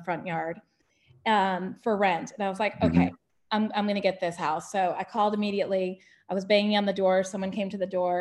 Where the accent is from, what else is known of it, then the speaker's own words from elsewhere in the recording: Connecticut, United States; moved away as an adult; now in Roswell, United States; I'm from Connecticut originally, and it felt like home